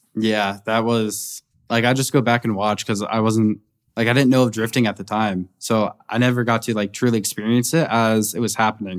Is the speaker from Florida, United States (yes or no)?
yes; Naples, Florida, United States; my hometown in Naples, Florida